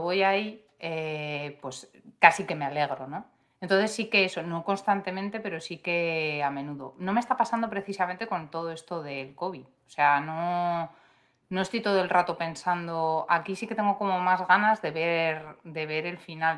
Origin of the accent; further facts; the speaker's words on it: Madrid, Community of Madrid, Spain; yo soy de, de Madrid, que es que Madrid es muy grande